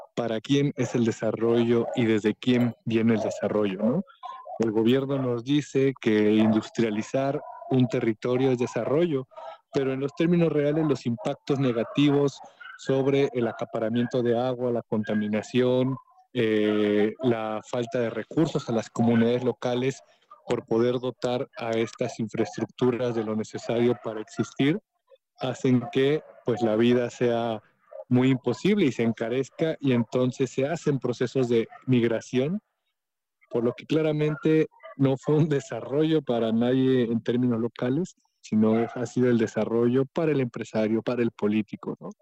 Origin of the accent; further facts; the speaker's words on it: Oaxaca, Mexico; como oaxaqueños